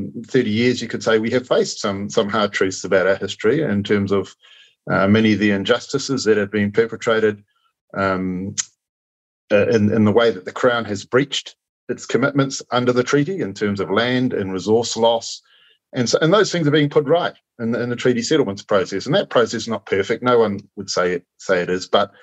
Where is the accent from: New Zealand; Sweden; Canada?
New Zealand